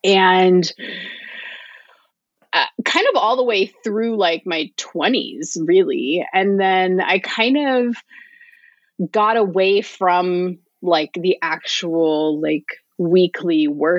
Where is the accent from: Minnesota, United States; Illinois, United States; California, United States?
California, United States; Santa Rosa; also born or lived in Iowa; And then I moved from Iowa to California. And the church I went to in California, Resurrection Parish, Santa Rosa, big ups, it was a very liberal Catholic church.